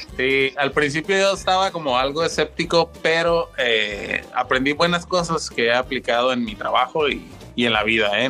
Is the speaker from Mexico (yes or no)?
yes; Tijuana, Baja California, Mexico; soy un tijuanense que conoció el stand-up ya desde hace mucho tiempo